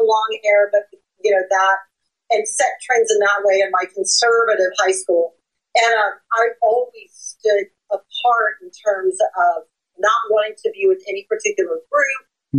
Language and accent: English; Fairmont, Ohio, United States; moved away as an adult; Fairmont, Ohio, which was my hometown